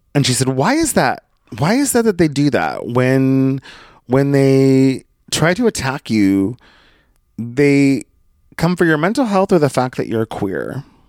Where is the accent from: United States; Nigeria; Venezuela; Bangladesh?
United States; Brookings, Oregon; moved away; Brookings is my hometown. I grew up there.